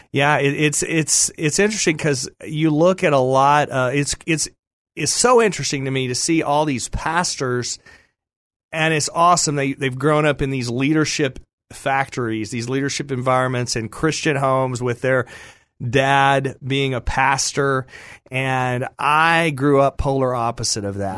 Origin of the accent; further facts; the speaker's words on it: Dallas, Texas, United States; I grew up in the Dallas area